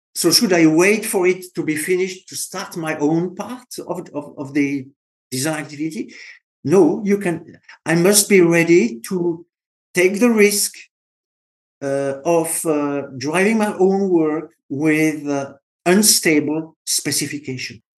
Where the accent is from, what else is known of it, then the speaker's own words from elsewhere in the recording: France; accent: French; English is a second language; I'm French